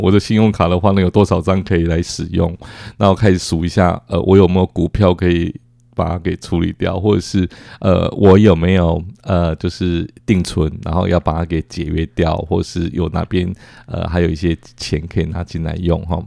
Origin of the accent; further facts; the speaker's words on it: Taiwan; 跟他们介绍说我们，呃，来自于台湾